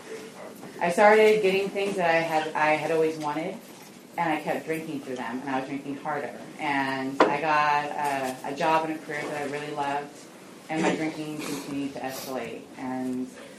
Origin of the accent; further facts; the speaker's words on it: Alameda, California, United States; I grew up in Alameda, and so it was small